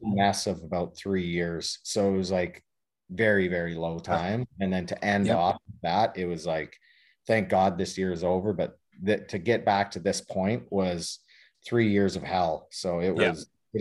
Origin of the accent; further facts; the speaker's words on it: Lethbridge, Alberta, Canada; moved away; the arena that I grew up playing at in Lethbridge.